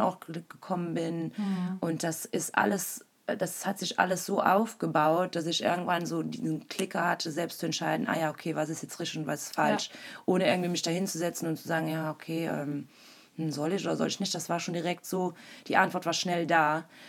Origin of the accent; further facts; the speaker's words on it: Wallonia, Belgium; moved away as an adult; now in Berlin, Germany; ich komme ursprünglich aus Belgien, Ostbelgien, einer kleinen deutschsprachigen Region. Äh, also bin auch da geboren und äh, bin sehr dörflich aufgewachsen